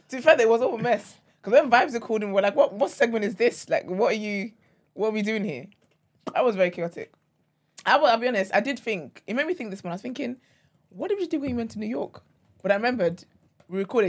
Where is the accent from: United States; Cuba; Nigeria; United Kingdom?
Nigeria; Lagos; moved away; I'm from Lagos, and Lagos is intense.